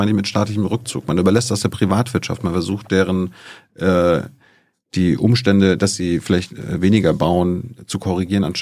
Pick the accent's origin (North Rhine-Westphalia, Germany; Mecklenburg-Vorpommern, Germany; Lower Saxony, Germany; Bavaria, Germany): Mecklenburg-Vorpommern, Germany; Ich komme aus Mecklenburg-Vorpommern.